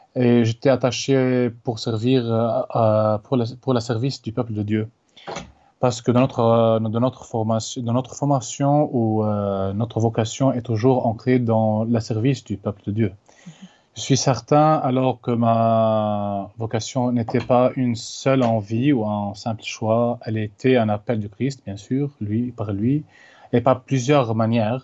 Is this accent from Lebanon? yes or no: yes; Lebanon; moved away; d'origine libanaise, né en 1992 dans un village qui s'appelle Farshima